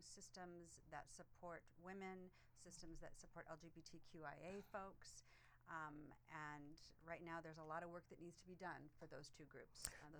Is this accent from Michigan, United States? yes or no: yes; Rochester Hills, Michigan, United States; also born or lived in Ohio; And I grew up in Rochester Hills, Michigan.